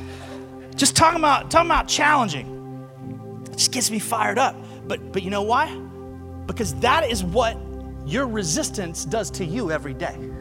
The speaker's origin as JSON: {"language": "English", "region": "Alabama", "country": "United States", "said": "I'm from Alabama."}